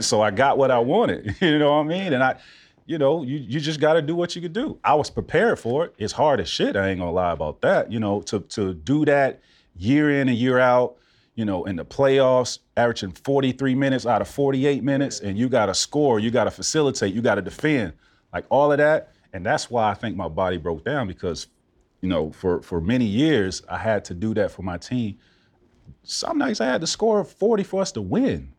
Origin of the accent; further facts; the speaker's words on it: Central Florida, United States; moved away as an adult; growing up in Central Florida